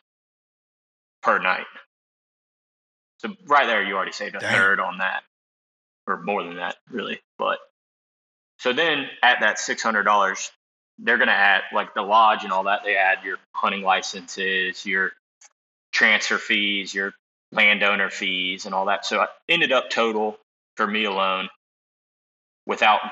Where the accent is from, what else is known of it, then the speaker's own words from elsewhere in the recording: Tallahassee, Florida, United States; I'm from Tallahassee, Florida. Lived here my whole life